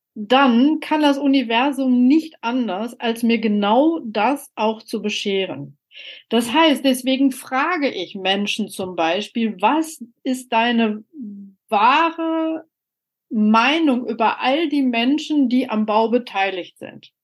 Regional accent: Soest, North Rhine-Westphalia, Germany; also born or lived in Mülheim an der Ruhr / Dortmund; ich hatte einen Geburtsort, Mülheim-Ruhr, ich bin aufgewachsen in Soest

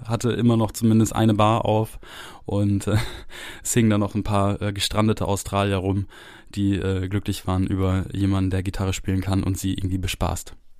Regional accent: Germany; also born or lived in France; ich habe hier in Deutschland so ungefähr alles gemacht

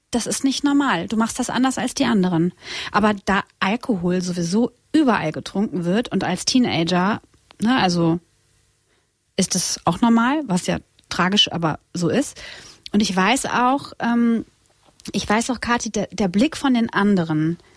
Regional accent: Split, Split-Dalmatia County, Croatia; Ich komme aus Kroatien und Split ist unsere Heimat und äh, also mein, mein Heimatort.

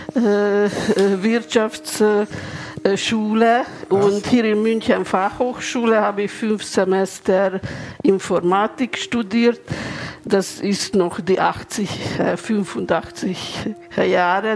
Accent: Budapest, Hungary; German is a second language; moved away as an adult; now in Munich, Germany; Ich bin in Ungarn geboren, in Budapest

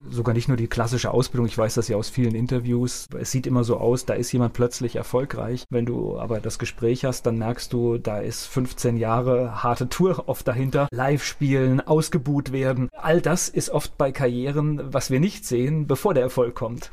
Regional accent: Mainz, Rhineland-Palatinate, Germany; Finden äh, bin ich ja auch, habe ich lange gelebt, äh, bin ich letztendlich auch zur Schule gegangen, auch äh, groß geworden

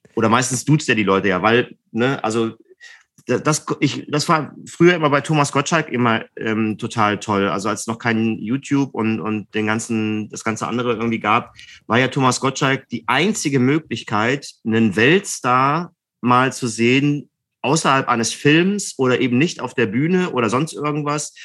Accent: Mülheim an der Ruhr, North Rhine-Westphalia, Germany; now in Berlin, Germany; in Mühlheim an der Ruhr in meiner Heimatstadt

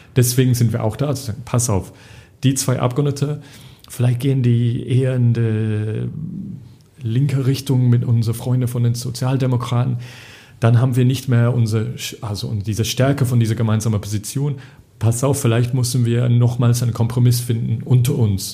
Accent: England, United Kingdom; accent: English; German is a second language; moved away as an adult; now in Brussels, Belgium; also ich komme aus England, Akzent

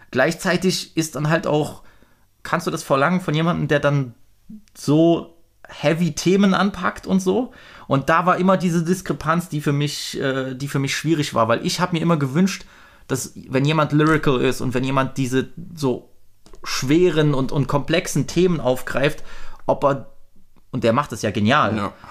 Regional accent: East Germany, Germany; was soll ich dann auch so als, als äh, Ossi-White Boy dann zu über, über Polizeigewalt äh, in, in Amerika sagen?

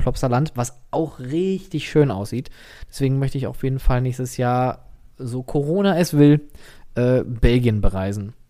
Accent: Germany; als Deutscher

